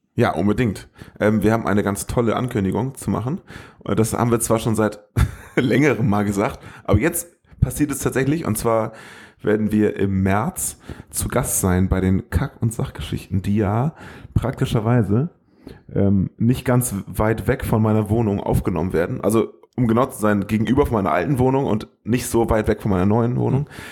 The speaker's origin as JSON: {"language": "German", "area": "the North", "region": "Northern Germany", "country": "Germany", "said": "wir kommen aus dem Norden, da sagt man Moin"}